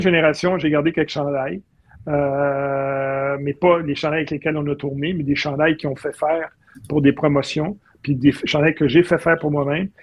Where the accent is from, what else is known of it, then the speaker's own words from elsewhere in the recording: Boucherville, Quebec, Canada; je viens de Boucherville